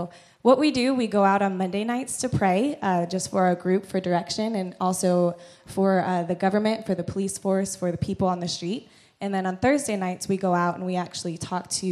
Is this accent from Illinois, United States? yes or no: no; Missouri, United States; moved away as an adult; I'm from Missouri in the States